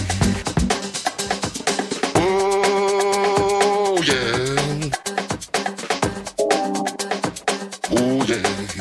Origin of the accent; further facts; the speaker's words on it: Mississippi, United States; now in Chicago, United States; I've been in Chicago for quite a few years, but I was born in Mississippi